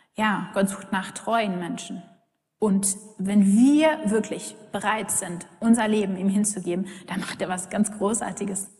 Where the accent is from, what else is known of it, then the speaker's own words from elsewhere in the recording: Germany; wir uns als Deutsche